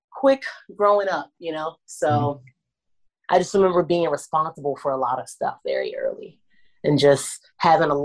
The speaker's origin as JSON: {"language": "English", "town": "Washington", "region": "District of Columbia", "country": "United States", "tie": "born or raised there", "said": "I grew up in Southeast DC, Anacostia."}